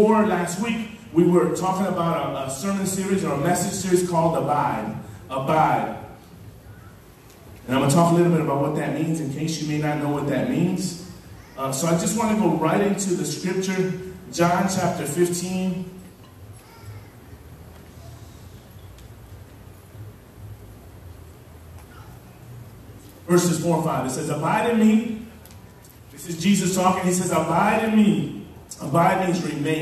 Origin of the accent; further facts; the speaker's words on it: Chicago, Illinois, United States; I grew up in Chicago